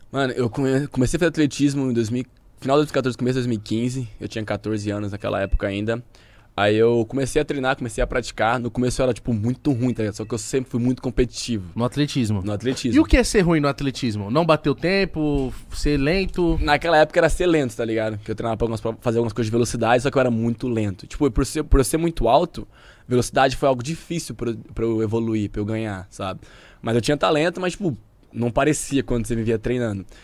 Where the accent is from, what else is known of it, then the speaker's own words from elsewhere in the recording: São Joaquim da Barra, São Paulo, Brazil; Sou do interior de São Paulo. Que lugar? São Joaquim da Barra, 400 quilômetros daqui.